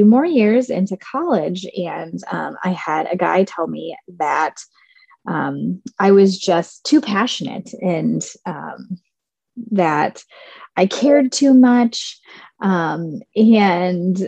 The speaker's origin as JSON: {"language": "English", "region": "Southern Indiana", "country": "United States", "tie": "born or raised there", "said": "I was born and raised in Southern Indiana, and I grew up on a farm"}